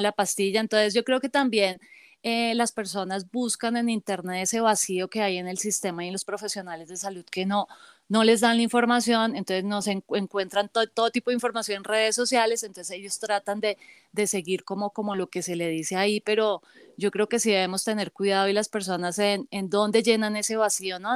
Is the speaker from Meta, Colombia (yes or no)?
no; Bogotá, Colombia; yo soy de Bogotá, Colombia